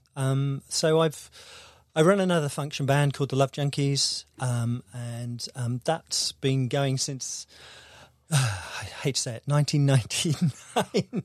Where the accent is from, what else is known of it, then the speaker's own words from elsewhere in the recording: Devon, South West England, United Kingdom; moved away as an adult; also born or lived in London / St Albans; I'm from Devon